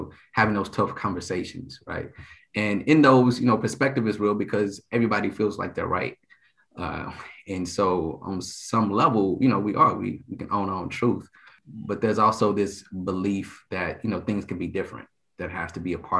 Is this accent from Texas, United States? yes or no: yes; Dallas, Texas, United States; moved away as an adult; also born or lived in Illinois / Virginia / Japan; I'm from Dallas, Texas